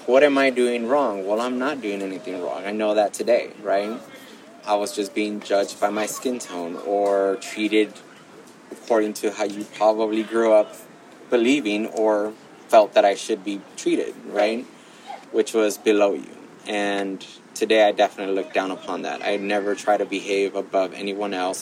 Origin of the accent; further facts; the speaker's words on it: Gardena, California, United States; also born or lived in Los Angeles; grew up in Gardena